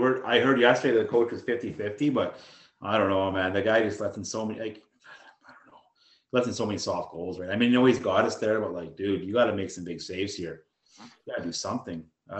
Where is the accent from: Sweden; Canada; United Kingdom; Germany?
Canada; I'm Canadian